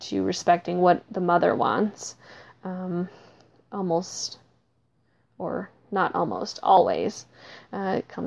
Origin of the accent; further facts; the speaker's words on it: Minnesota, United States; I am from Minnesota